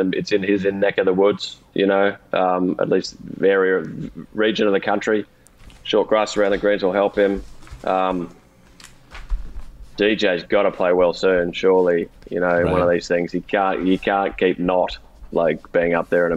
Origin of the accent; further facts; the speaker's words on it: Australia; accent: Australian; There's a little bit of an Australian edge to mine